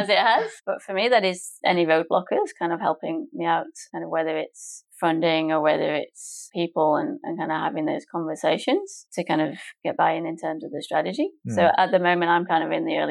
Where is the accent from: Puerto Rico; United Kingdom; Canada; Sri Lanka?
United Kingdom; England; moved away as an adult; now in Melbourne, Australia; I'm English, my partner's English